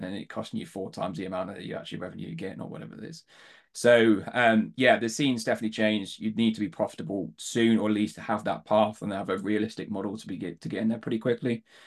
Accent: Devon, South West England, United Kingdom; accent: Southern; moved away; I was born, born down south, grew up in Devon

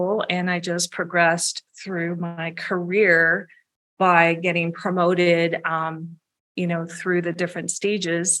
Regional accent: San Jose, California, United States; I am from the San Jose area

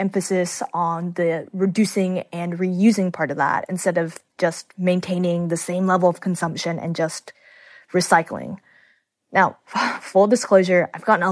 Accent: Houston, Texas, United States; The group is based in my hometown, Houston, Texas.

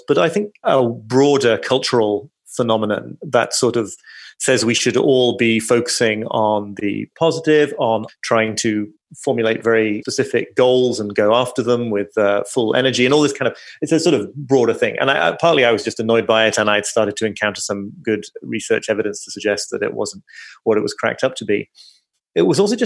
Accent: United Kingdom; being British

